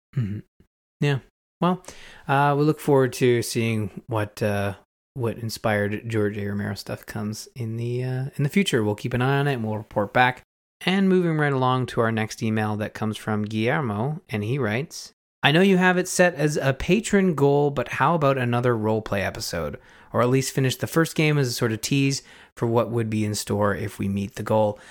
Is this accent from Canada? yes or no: yes; Canada; I'm Canadian. Uh, I live through winter every year